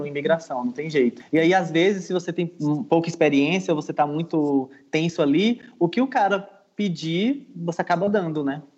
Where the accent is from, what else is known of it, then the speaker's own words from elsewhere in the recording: Brazil; eu sou brasileiro